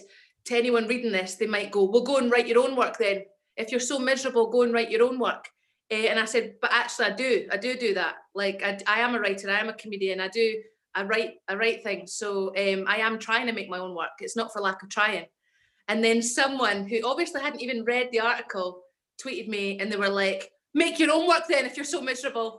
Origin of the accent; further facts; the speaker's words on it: Edinburgh, Scotland, United Kingdom; accent: Scottish; moved away as an adult; also born or lived in London / Kent / Ayrshire / Stevenston; I'm from Edinburgh and I grew up there and then I moved to London for like 7 years